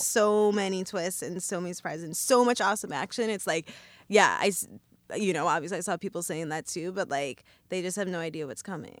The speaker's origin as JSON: {"language": "English", "town": "Evanston", "region": "Illinois", "country": "United States", "tie": "born or raised there", "moved": "yes", "lives_now": "New York, United States", "said": "I grew up in Evanston, Illinois, which is where all the John Hughes movies take place"}